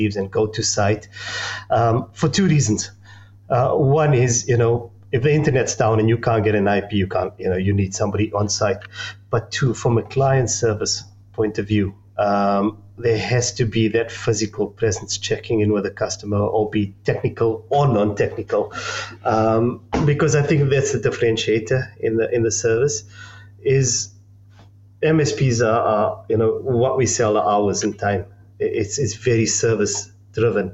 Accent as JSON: {"language": "English", "country": "South Africa", "accent": "South African", "said": "I'm South African, as you can tell by the accent"}